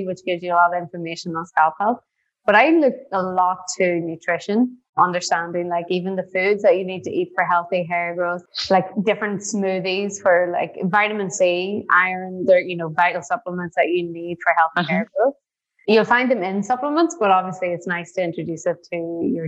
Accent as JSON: {"language": "English", "region": "Northern Ireland", "country": "United Kingdom", "tie": "born or raised there", "also_born_or_lived": "New York", "moved": "as an adult", "lives_now": "Tulum, Mexico", "said": "growing up in Northern Ireland actually was pretty tough"}